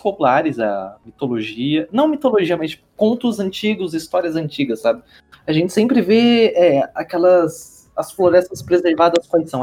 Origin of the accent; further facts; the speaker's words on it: Brazil; nós, enquanto brasileiros